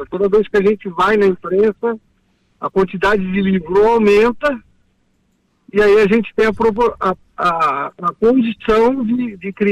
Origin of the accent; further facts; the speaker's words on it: São Carlos, São Paulo, Brazil; quero dizer que um grande filho a casa torna, porque eu sou natural de São Carlos.